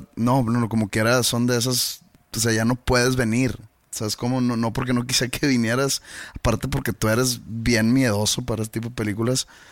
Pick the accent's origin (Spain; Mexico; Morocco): Mexico; yo siendo un mexicano oprimido